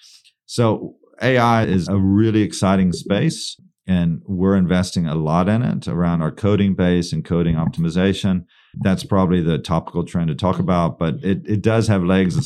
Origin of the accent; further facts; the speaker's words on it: Texas, United States; I'm from Texas.